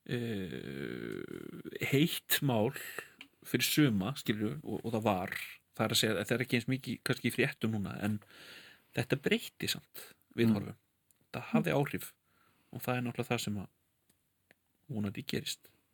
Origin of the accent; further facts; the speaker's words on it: London, United Kingdom; now in Iceland; sem kvítur maður sem ólst upp í London og flutti til Íslands